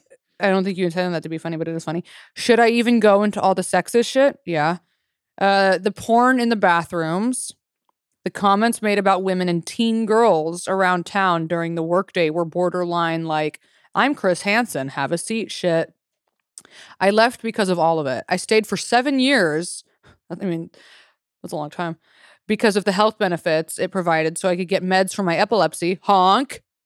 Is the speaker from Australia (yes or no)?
yes; Australia; I'm Australian. We have pies with meat in them.